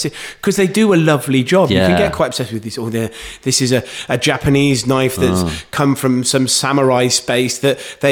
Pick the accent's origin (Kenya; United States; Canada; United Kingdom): United Kingdom; Gloucester, South West England; I'm from Gloucester